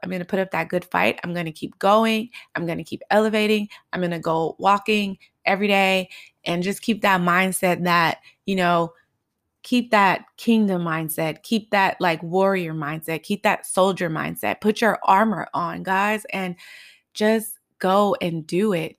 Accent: Los Angeles, California, United States; growing up in South Central and Highland Park

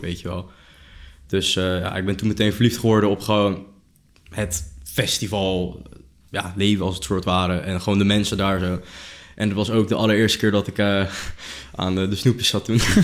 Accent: Noordwijk, South Holland, Netherlands; ik kom uit, eigenlijk ik kom uit Noordwijk

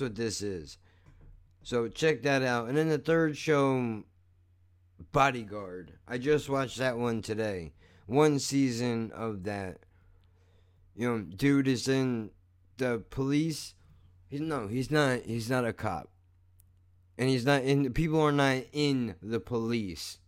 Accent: United States; I'm an American

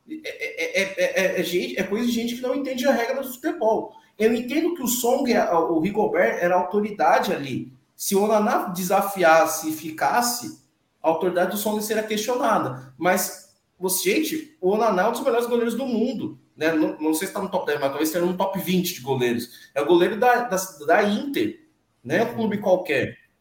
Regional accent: Brazil; eu sou filho de imigrantes nigerianos, nascido aqui no Brasil, mas sou nigeriano

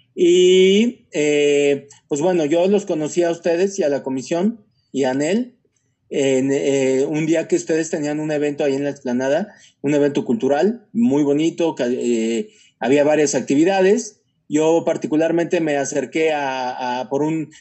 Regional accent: Mexico; moved away as an adult; also born or lived in South America; Como mexicanos

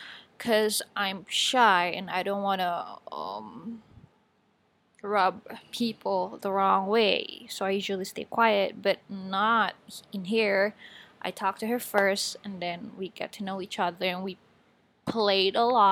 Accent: Batam, Riau Islands, Indonesia; born there; English is a second language; also born or lived in Bogor / Subang / Majalengka / Bandung; I was born in Batam, and then I moved to Bogor, Subang, Majalengka, and then Bandung for college.

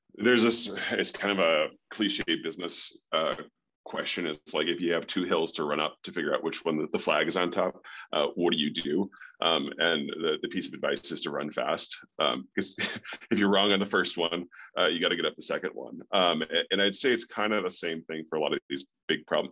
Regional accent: North Chicago, Illinois, United States; moved away as an adult; also born or lived in Colorado; now in Park City, United States; I grew up in the Midwest, um, North Chicago

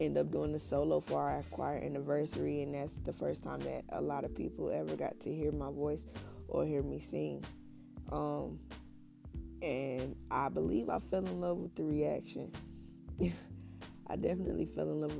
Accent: Winston-Salem, North Carolina, United States; born or raised there

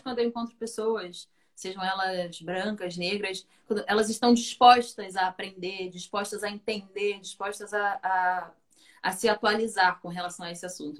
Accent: Conceição de Macabu, Rio de Janeiro, Brazil; Fui criada em Conceição de Macapu, que é bem interior do estado do Rio, né? Região Norte Fluminense

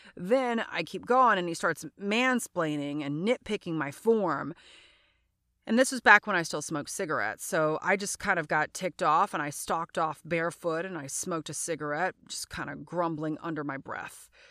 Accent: Louisiana, United States; I'm from Louisiana.

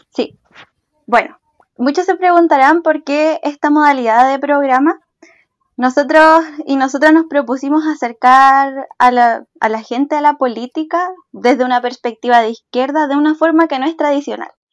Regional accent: Valparaíso, Chile; soy de Valparaíso y también soy militante.

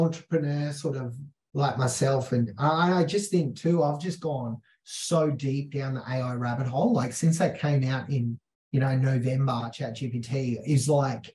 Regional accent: Mount Isa, Queensland, Australia; I'm the kid from Mount Isa in Australia.

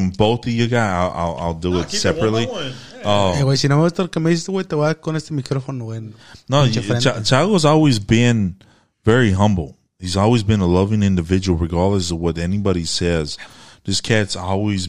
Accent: Harlingen, Texas, United States; now in Houston, United States; I'm from Harlingen, Texas

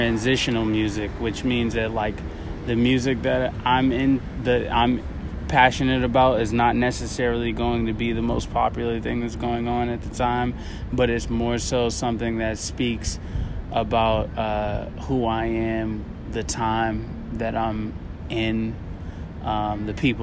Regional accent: Boston, Massachusetts, United States; moved away as an adult; also born or lived in Las Vegas, Nevada; I'm originally from Boston

